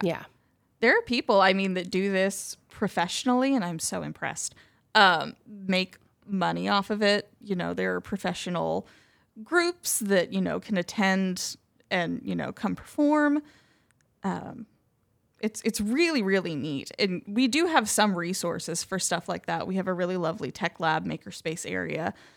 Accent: Marion, Illinois, United States; Here in Marion

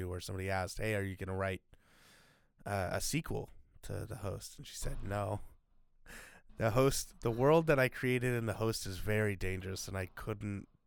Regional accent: United States; we're American

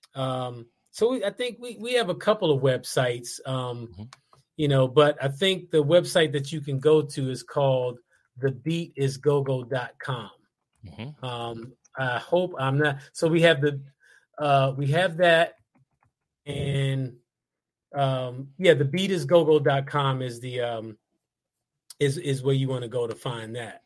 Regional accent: Washington, District of Columbia, United States; accent: DC; we were the only two guys in the band that were born on the state side, and we're both from DC.

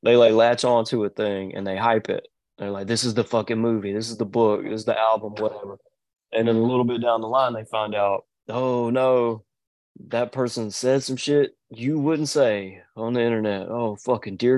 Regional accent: the South, United States; now in Georgia, United States; I'm from the South

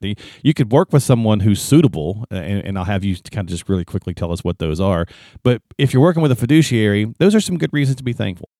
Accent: the South, United States; I'm a Southerner

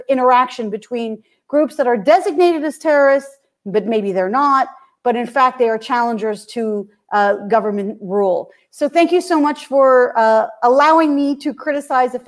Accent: Canada; as a Canadian, I can hear the Canadian accent.

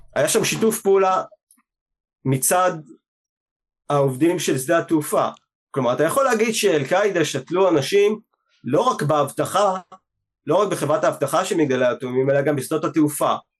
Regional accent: Israel; אנחנו באים מישראל

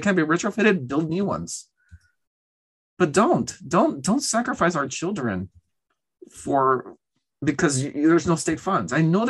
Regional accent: Laredo, Texas, United States; growing up in Laredo

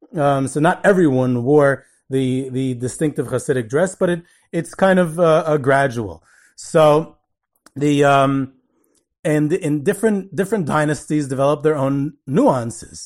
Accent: Monsey, New York, United States; When I was growing up in Muncie, we used to go to this elderly Holocaust survivor, Missus Wenger

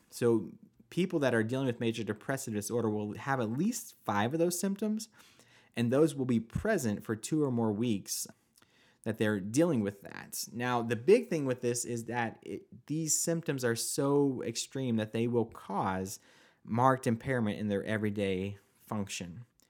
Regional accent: Oklahoma, United States; I was born and raised in Oklahoma.

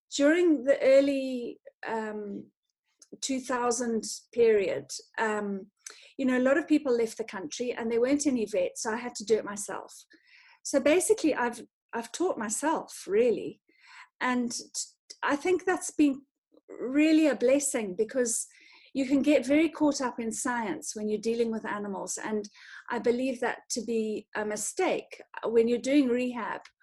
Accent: North Harare, Zimbabwe; I grew up in Zim, um, in sort of North Harare, in in a in in the rural area

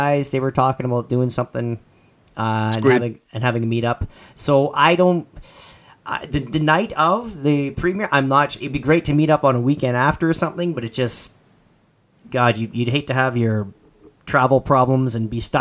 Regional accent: Canada; I'm Canadian

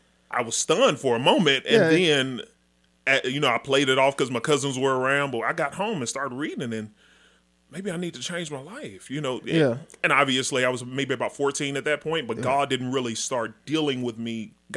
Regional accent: Dallas, Texas, United States; Born and raised in Dallas.

